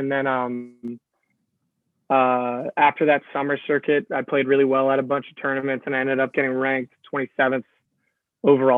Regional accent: 15 minutes from Fairfield, Connecticut, United States; moved away as an adult; Fairfield is, 15 minutes from my hometown, so I didn't go there

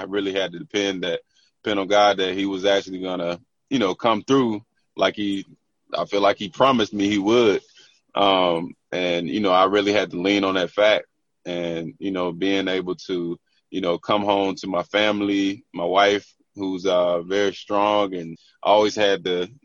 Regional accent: Tarboro, North Carolina, United States; I'm from Tarboro, North Carolina

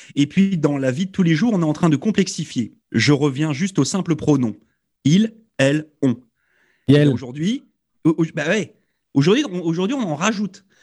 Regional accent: France; nous, en tant que Français

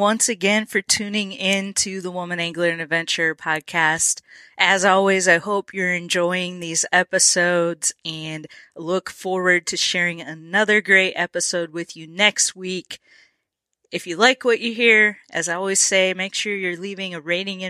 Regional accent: Minnesota, United States; growing up in Minnesota

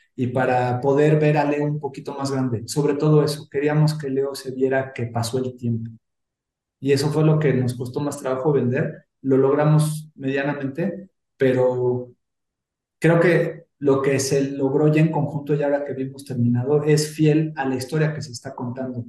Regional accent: Mexico; los que somos mexicanos

